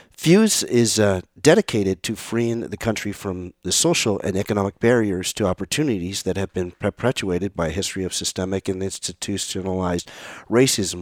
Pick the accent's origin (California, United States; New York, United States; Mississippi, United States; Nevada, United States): California, United States; San Mateo; I'm from San Mateo, California. Grew up in San Mateo.